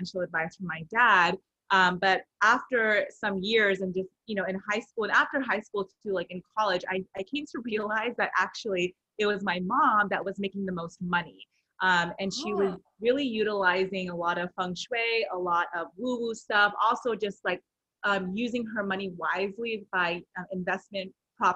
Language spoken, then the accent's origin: English; Rowland Heights, California, United States; So I am originally from Southern California in a small town called Roland Heights. So I grew up primarily in a very Asian community